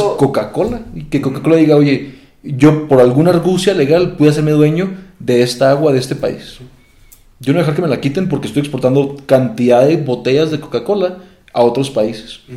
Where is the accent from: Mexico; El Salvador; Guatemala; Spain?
Mexico; Nosotros aquí en México